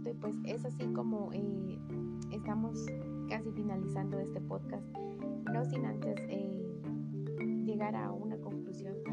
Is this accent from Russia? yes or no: no; Guatemala